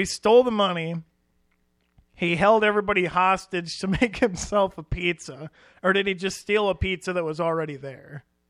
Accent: Iowa, United States; as a couple of Iowa boys ourselves

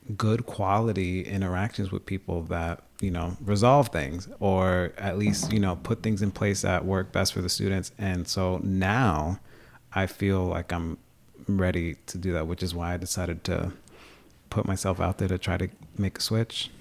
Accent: Long Island, New York, United States; moved away as an adult; also born or lived in Bronx, New York / North Country, New York; now in Plattsburgh, United States; I'm an openly gay Latino from the Dominican Republic who was born and raised in New York. down on Long Island, spend a lot of time in the Bronx, and I'm living in the North Country

